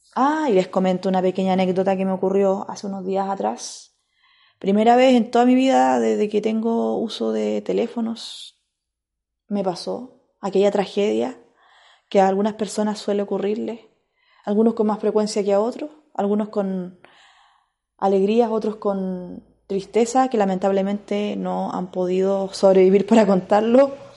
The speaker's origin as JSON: {"language": "Spanish", "region": "Biobío", "country": "Chile", "tie": "born or raised there", "said": "allá en la región del Biobío, que fue la región donde yo nací"}